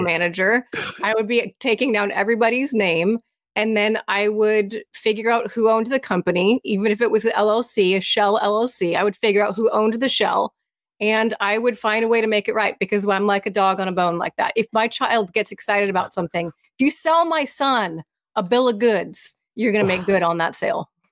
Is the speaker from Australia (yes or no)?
no; United States; as an American